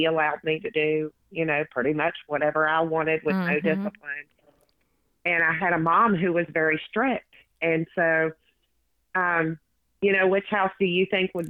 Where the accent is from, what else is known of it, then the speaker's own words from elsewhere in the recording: West Virginia, United States; I was born and raised in West Virginia